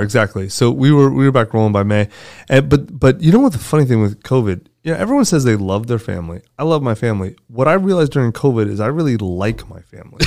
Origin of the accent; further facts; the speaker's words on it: United States; I'm American. I live in America.